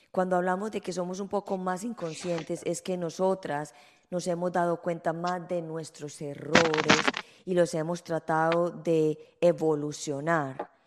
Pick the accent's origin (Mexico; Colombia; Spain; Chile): Colombia; moved away as an adult; now in United States; en mi país